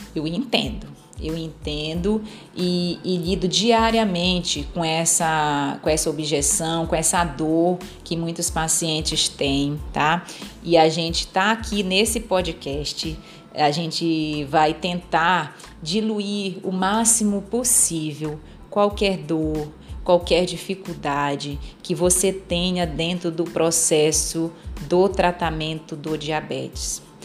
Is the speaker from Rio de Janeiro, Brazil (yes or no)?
no; Pará, Brazil; Eu sou paraense, então sou da terra do açaí